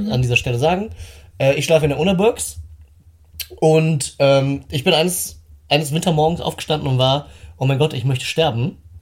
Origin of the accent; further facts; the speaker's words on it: Northern Germany, Germany; bei uns im Norden